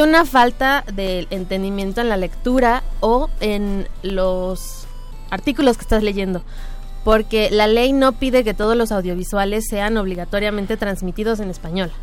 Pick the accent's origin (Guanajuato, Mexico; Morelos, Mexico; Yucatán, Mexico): Morelos, Mexico; Cuernavaca; moved away; yo soy de Cuernavaca.